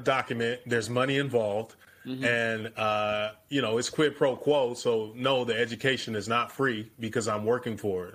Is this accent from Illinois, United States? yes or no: yes; Chicago, Illinois, United States; growing up in the South Side of Chicago